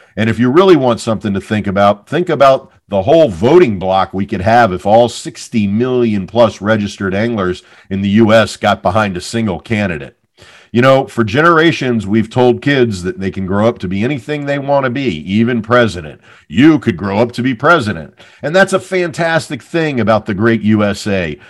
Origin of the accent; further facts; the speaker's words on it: Hampton Roads, Tidewater area, Virginia, United States; moved away; I grew up in the Hampton Roads, Tidewater area